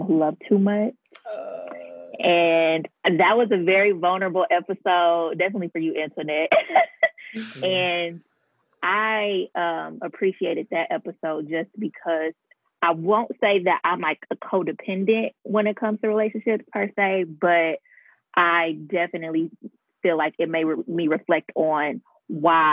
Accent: Detroit, Michigan, United States; moved away as an adult; also born or lived in St. Louis; I'm from Detroit, Michigan. I actually just moved back home like a month and a half ago

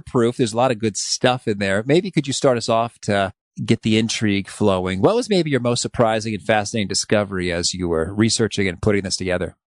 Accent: Danville, Illinois, United States; I grew up in Danville, Illinois, which is the, the central part of the state

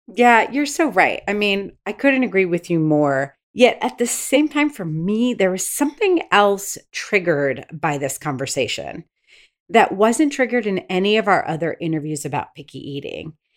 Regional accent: United States; I was raised in the States

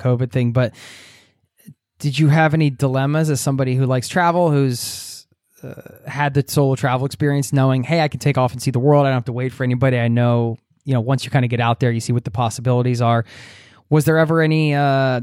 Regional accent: United States; now in Norway; as an American, as a fellow American

